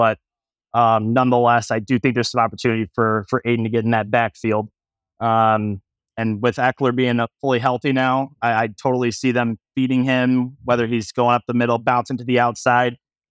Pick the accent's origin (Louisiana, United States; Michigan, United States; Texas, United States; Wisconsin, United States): Michigan, United States; Metro Detroit area; So I am originally from the Metro Detroit area. In fact, grew up about 10 minutes down the road from the Silver Dome. I know, obviously, being born in 96